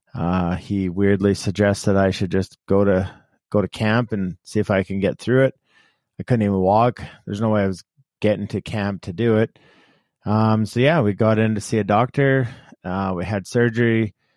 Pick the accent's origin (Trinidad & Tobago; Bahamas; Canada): Canada; we grew up in Canada and very few people played football.